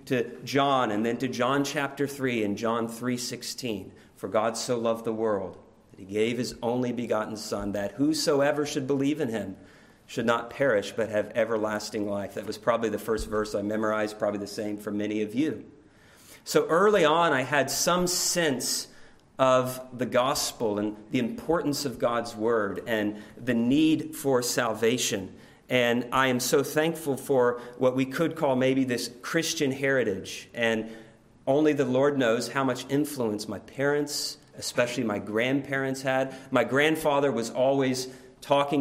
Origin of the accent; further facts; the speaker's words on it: Oklahoma City, Oklahoma, United States; now in Louisville, United States; I grew up in Oklahoma City